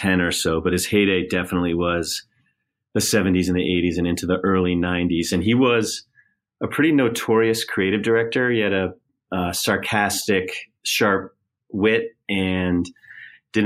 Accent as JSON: {"language": "English", "region": "Connecticut", "country": "United States", "tie": "born or raised there", "said": "my parents were divorced and I was growing up in Connecticut"}